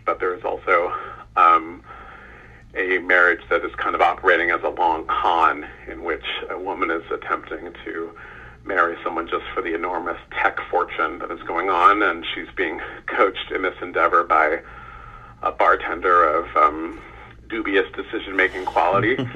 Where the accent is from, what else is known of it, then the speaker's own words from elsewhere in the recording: California, United States; I grew up in California